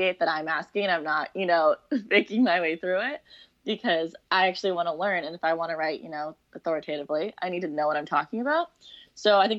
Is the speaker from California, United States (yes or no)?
no; Seattle, Washington, United States; moved away as an adult; also born or lived in Arizona; I grew up in Seattle